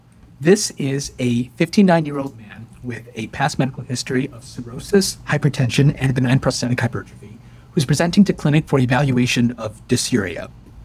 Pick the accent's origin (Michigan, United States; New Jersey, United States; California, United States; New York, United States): Michigan, United States; Detroit; So I am from Detroit.